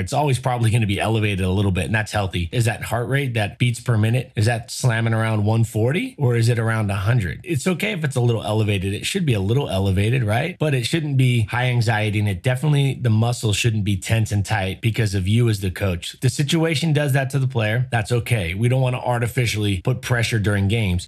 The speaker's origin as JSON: {"language": "English", "region": "Southern California", "country": "United States", "tie": "born or raised there", "said": "I grew up in Southern California"}